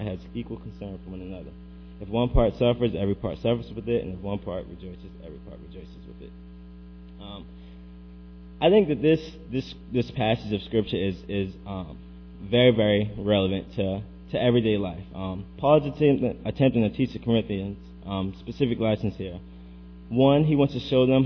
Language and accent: English; Baltimore, Maryland, United States; I'm from Baltimore